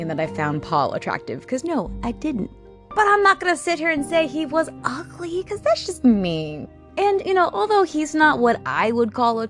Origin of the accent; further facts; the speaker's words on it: Bavaria, Germany; I was born in Germany. I was actually born in Bavaria, Germany